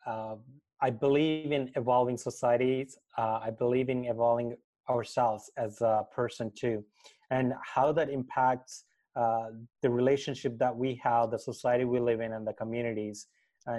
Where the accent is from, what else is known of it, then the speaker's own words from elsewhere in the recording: India; I'm born and raised in India, and I'm from a family of farmers